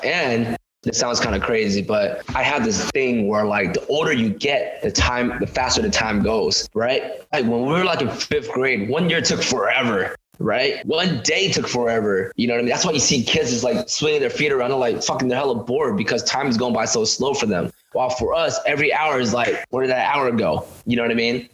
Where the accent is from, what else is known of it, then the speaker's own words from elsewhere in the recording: Stockton, California, United States; my hometown of my city of Stockton